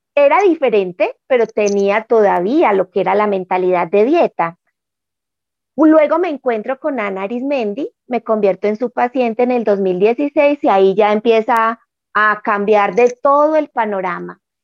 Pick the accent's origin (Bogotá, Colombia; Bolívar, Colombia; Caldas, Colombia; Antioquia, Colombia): Caldas, Colombia; Manizales; moved away as an adult; Volví a mi tierra, ahora vivo en Manizales, que es la ciudad donde yo nací, después de haber estado 30 años por fuera en otra ciudad